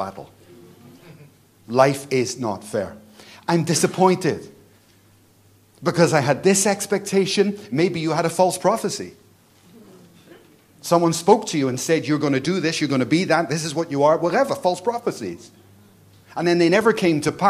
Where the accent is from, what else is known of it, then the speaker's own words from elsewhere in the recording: Belfast, Northern Ireland, United Kingdom; I come from Belfast, a war zone.